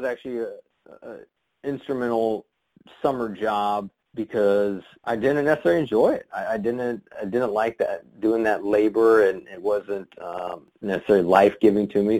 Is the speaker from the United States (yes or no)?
yes; Kansas City, United States; I grew up in Kansas City